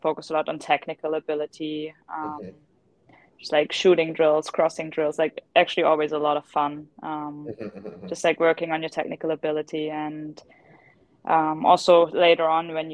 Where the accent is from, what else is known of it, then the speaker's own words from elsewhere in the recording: Germany; moved away as an adult; also born or lived in United States / Naples, Italy; now in Como, Italy; I grew up in Germany. I'm German.